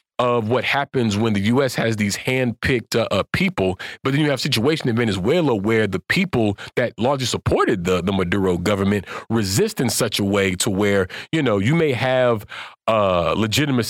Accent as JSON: {"language": "English", "town": "Pensacola", "country": "United States", "tie": "born or raised there", "moved": "yes", "lives_now": "Washington, D.C., United States", "said": "my hometown of Pensacola, Alabama"}